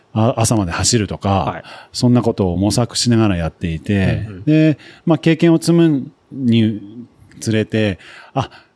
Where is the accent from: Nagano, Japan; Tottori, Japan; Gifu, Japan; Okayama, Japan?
Nagano, Japan; also born or lived in United Kingdom / United States; 出身はですね、長野で育って、それで、あの、幼少期は、イギリスに父親の出張、あの仕事の関係で住んでたこともあり